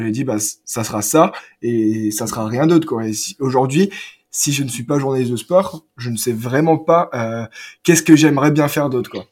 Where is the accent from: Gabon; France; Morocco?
France; j'ai grandi à Omecourt